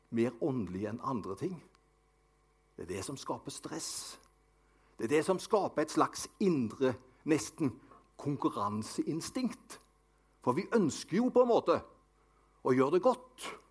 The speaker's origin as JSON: {"language": "Norwegian", "town": "Avaldsnes", "region": "Rogaland", "country": "Norway", "tie": "born or raised there", "also_born_or_lived": "Haugesund", "said": "Det var der jeg vokste opp. Vi bodde på Nordkarmøy Avaldsnes."}